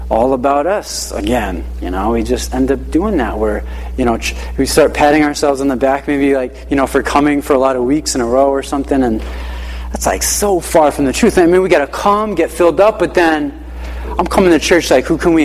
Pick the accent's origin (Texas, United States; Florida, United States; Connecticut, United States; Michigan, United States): Connecticut, United States; Hartford; So we grew up in the Hartford area, and we would travel down to church in Uncasville